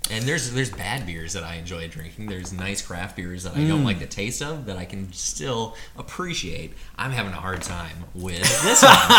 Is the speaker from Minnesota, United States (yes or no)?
yes; Minnesota, United States; now in Australia; as a Minnesotan